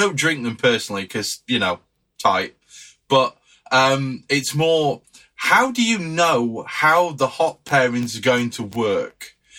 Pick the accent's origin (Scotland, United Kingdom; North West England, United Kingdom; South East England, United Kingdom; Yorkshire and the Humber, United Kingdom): Yorkshire and the Humber, United Kingdom; I'm a tight Yorkshireman.